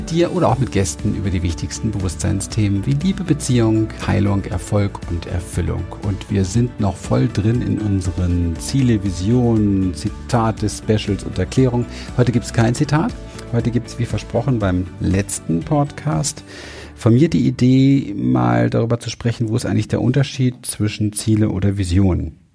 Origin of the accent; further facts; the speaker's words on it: Berlin, Germany; Ich bin in Berlin aufgewachsen. Berlin Wedding im ähm, Hinterhof.